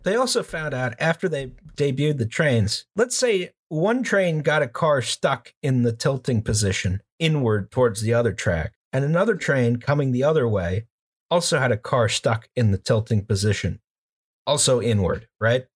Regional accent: United States; as an American

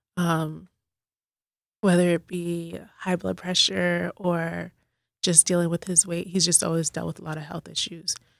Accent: Boston, Massachusetts, United States; now in Dallas, United States; I'm originally from Boston, but I've lived in Dallas for about fifteen years now

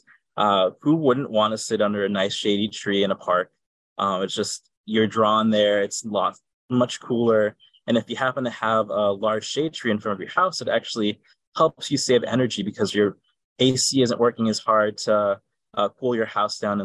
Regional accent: Chicago, Illinois, United States; I grew up in Logan Square

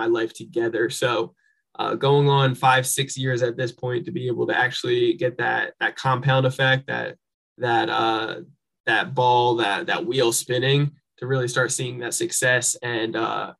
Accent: New Jersey, United States; moved away; I'm originally from New Jersey and grew up with a single parent mom

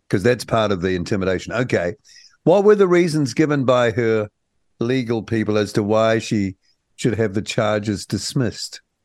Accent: New Zealand; as a New Zealander

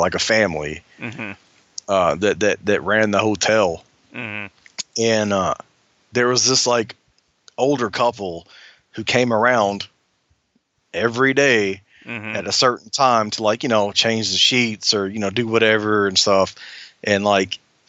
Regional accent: Alabama, United States; growing up in Alabama

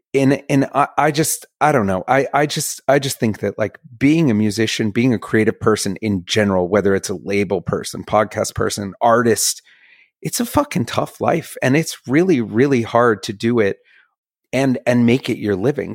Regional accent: Bethesda, Maryland, United States; I grew up in Bethesda, Maryland, which is a nice little like, you know, I literally backs right up to DC

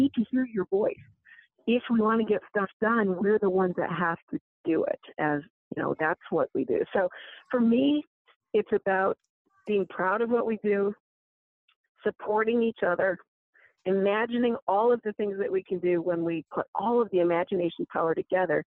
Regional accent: Midwest, United States; I'm from the Midwest too. I was raised with, you know, just let your work speak for yourself.

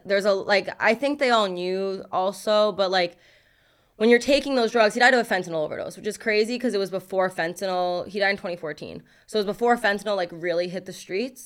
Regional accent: New York City, New York, United States; moved away; growing up in Brooklyn, there was a lot of rappers

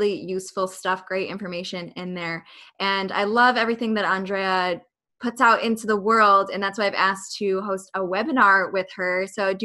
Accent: Buffalo, New York, United States; I'm from Buffalo too

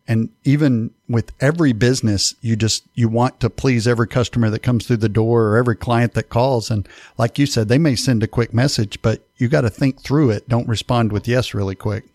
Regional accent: East Texas, United States; I'm from East Texas

